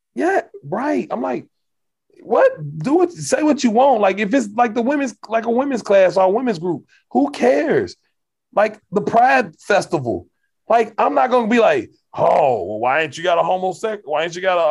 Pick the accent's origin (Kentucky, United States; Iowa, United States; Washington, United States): Kentucky, United States; I'm from Kentucky